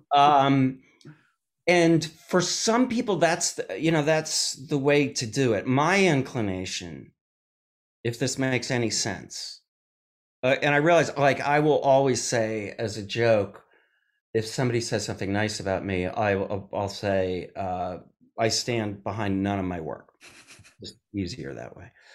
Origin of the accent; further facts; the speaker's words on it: Madison, Wisconsin, United States; I'm from Madison, Wisconsin.